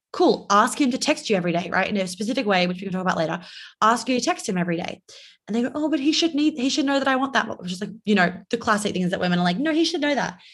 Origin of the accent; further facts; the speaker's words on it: New York, United States; also born or lived in Australia; I'm Australian, but I live in New York and I grew up in New York